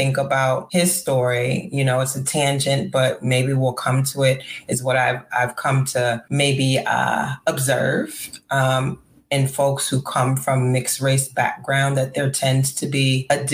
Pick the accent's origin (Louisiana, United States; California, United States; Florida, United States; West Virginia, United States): Louisiana, United States; New Orleans; moved away as an adult; I was born and raised in New Orleans, Louisiana.